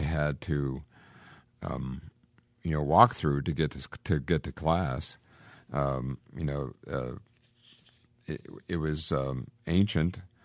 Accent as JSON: {"language": "English", "town": "Johnstown", "region": "Pennsylvania", "country": "United States", "tie": "born or raised there", "also_born_or_lived": "Pittsburgh, Pennsylvania", "said": "I grew up in Johnstown, Pennsylvania"}